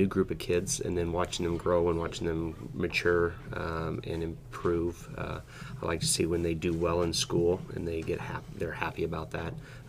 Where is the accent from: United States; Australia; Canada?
United States; Denton, Nebraska; also born or lived in Fullerton, Nebraska; I grew up in Denton, Nebraska, which is close by here. And I went to school at Crete High School.